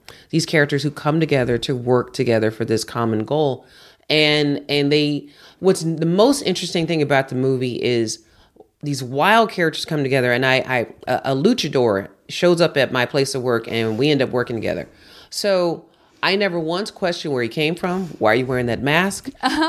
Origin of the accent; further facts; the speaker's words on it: Houston, Texas, United States; I grew up in Houston with hurricanes.